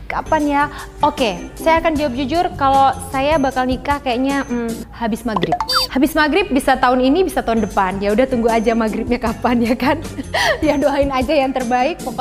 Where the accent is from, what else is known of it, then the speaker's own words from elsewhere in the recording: Banyuwangi, East Java, Indonesia; Aku tuh berasal dari Banyuwangi, desanya Sumber Jambi di pelosok dusun masuk gunung keluar gunung.